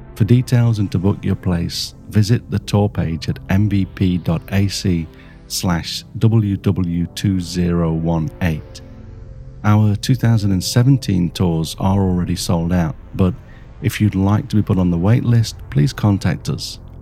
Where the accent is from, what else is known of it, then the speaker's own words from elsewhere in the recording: Melbourne, Victoria, Australia; from uh, Melbourne, Australia